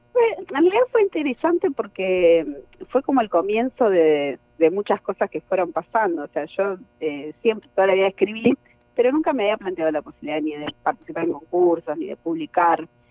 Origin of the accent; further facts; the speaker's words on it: Rosario, Santa Fe, Argentina; soy rosarina